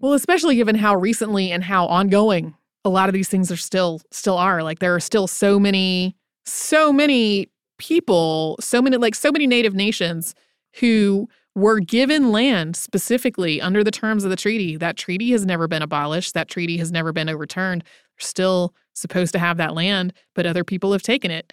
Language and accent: English; North Carolina, United States; I grew up in North Carolina, our North Carolina history class